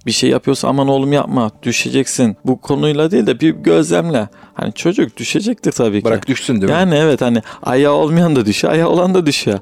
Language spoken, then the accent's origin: Turkish; Kırıkkale, Turkey; 1989 Kırıkkale doğumluyum.